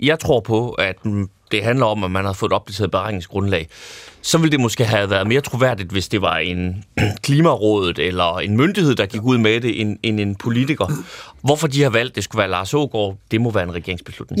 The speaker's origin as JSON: {"language": "Danish", "area": "North Jutland", "region": "North Denmark Region", "country": "Denmark", "moved": "yes", "lives_now": "Copenhagen, Denmark", "said": "jeg er super nordjyde"}